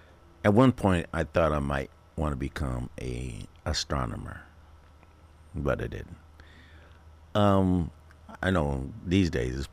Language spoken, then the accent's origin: English; Illinois, United States; now in Phoenix, United States; As a child growing up in Illinois